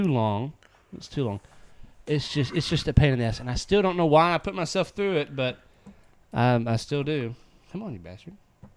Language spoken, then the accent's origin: English; United States; Us Americans